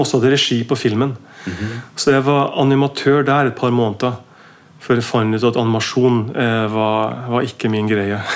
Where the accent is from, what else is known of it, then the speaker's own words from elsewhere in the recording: Mo i Rana, Nordland, Norway; now in Oslo, Norway; født i, født i 74 i, i, en by som heter Mo i Rana. En jernverksby